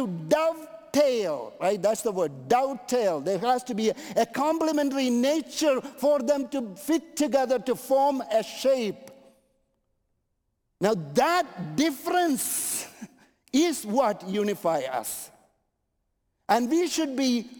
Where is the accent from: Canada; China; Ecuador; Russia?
Canada; I'm Canadian